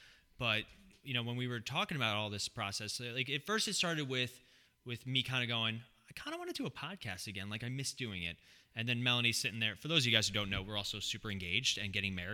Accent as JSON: {"language": "English", "region": "California", "country": "United States", "tie": "born there", "said": "You know, I was born in California, as Ronnie viciously said."}